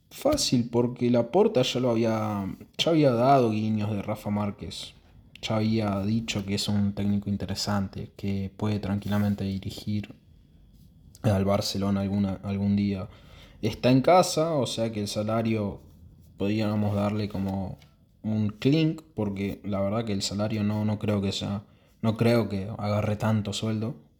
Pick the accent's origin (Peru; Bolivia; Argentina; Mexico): Argentina; yo soy de Argentina, ahora es verano en Argentina